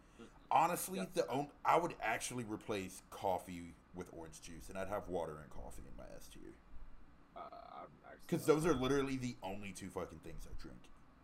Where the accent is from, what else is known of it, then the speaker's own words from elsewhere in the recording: Texas, United States; because I'm from Texas